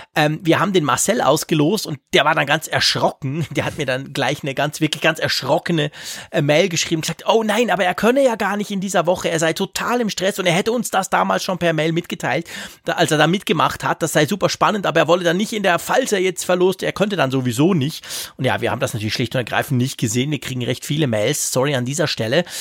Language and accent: German; Switzerland